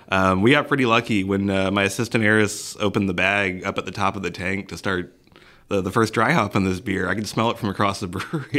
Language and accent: English; Missouri City, Texas, United States; I was raised here in Missouri City